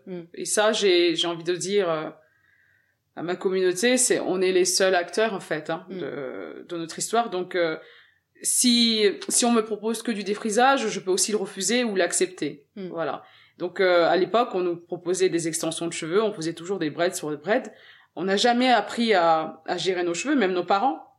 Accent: Garges-lès-Gonesse, Île-de-France, France; French is a second language; also born or lived in Senegal / Levallois-Perret; on a emménagé dans le 95 à garges les et c'est là-bas que j'ai fait toute mon enfance

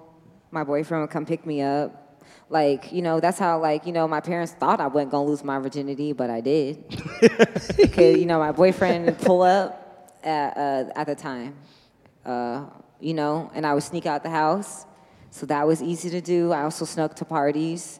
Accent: Indianapolis, Indiana, United States; From the Midwest. I'm from Naptown. I'm from Indiana

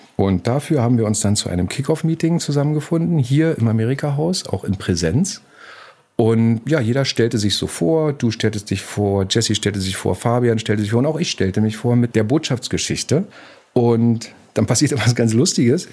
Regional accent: Berlin, Germany; Ich komme aus der DDR, aus Berlin groß geworden

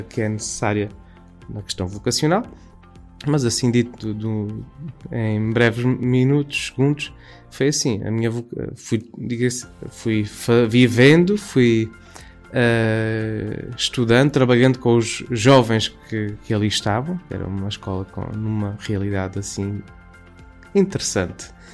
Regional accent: Campo Maior, Alentejo, Portugal; sou natural de Campo Maior, Alentejo

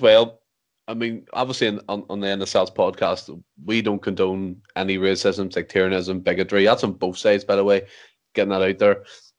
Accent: Ireland; as an Irish man of that certain religion domain, it wasn't nice to see

